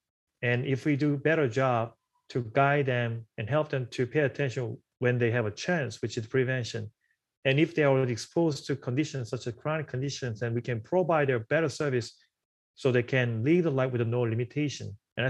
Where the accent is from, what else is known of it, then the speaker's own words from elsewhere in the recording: South Korea; now in New York, United States; This is a part of my story too, where I came from South Korea to New York.